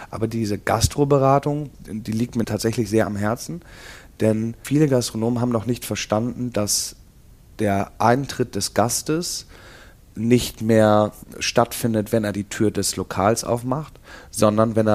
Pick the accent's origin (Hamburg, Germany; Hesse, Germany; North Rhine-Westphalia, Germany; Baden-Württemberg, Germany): Hamburg, Germany; Denn ich komme selber hier aus Eppendorf oder wohne jetzt eine lange Zeit schon hier. Ich kenne die Gegend